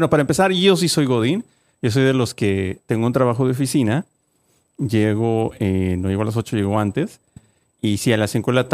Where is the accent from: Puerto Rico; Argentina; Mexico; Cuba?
Mexico; now in United States; mexicanos, solo podemos hablar de nuestra cultura